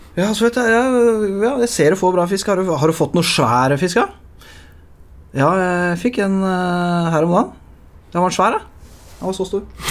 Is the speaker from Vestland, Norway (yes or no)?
no; Lier, Buskerud, Norway; Jeg er jo fra Lier